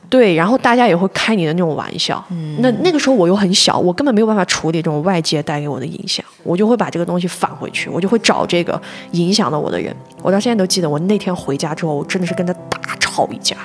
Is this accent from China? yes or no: yes; northern China, China; 因为我是北方人，北方男孩儿个子又都高